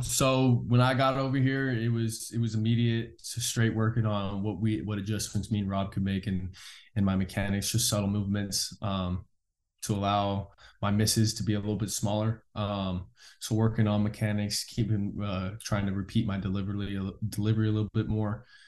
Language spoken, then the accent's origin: English; California, United States; moved away as an adult; now in Oklahoma, United States; where I grew up in California